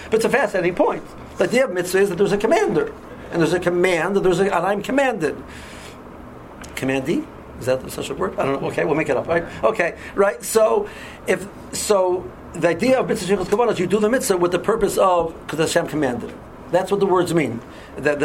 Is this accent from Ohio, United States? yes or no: yes; Cleveland, Ohio, United States; I'm from Cleveland